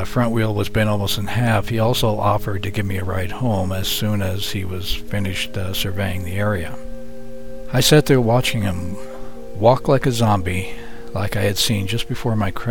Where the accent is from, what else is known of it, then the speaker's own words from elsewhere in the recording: Yucca Valley, California, United States; my hometown of Yucca Valley, California, where I grew up